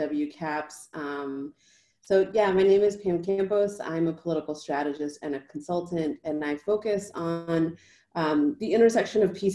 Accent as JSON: {"language": "English", "town": "Boston", "region": "Massachusetts", "country": "United States", "tie": "born or raised there", "said": "So I am originally from Boston, Massachusetts. I grew up in a working class town right outside of Boston."}